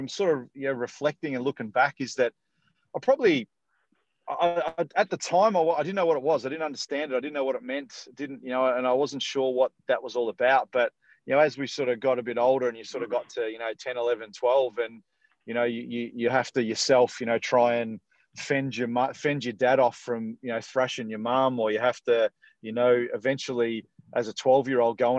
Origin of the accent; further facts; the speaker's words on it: Dandenong, Victoria, Australia; now in Perth area, Australia; I'm a Victorian born and bred. So I was born in Dandenong, which is about sort of probably 35 minutes or 40 minutes sort of south of main city Melbourne